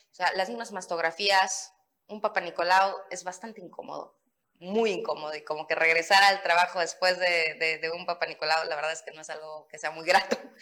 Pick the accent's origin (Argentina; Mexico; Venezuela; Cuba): Mexico; Playa del Carmen, Quintana Roo; also born or lived in Benito Juárez (Cancún), Quintana Roo; Solidaridad es un municipio que me vio crecer, llegué a Solidaridad a los 8 años, este, entonces, nací en Quintana Roo, en Benito Juárez, pero me mudé a Solidaridad cuando tenía yo ocho años y ahí he hecho mi vida